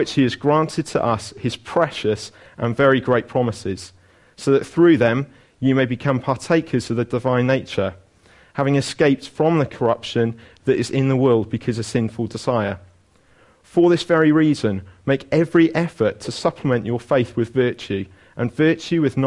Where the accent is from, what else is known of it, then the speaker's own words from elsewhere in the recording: Wales, United Kingdom; as a Welsh person